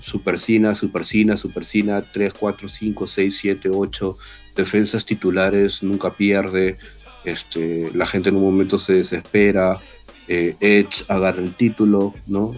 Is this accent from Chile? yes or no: no; Peru; somos este, peruanos